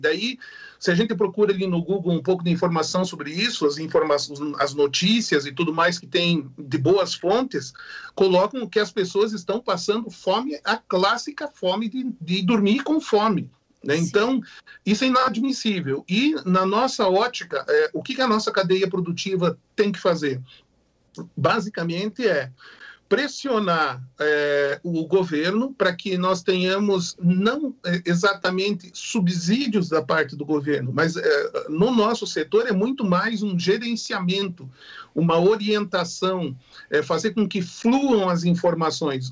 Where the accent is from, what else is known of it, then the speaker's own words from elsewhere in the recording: Brazil; como brasileiros